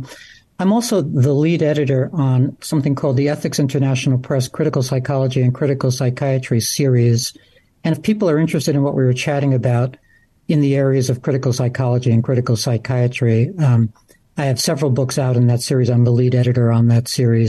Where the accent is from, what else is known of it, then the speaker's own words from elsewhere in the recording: New York City, New York, United States; I grew up in Brooklyn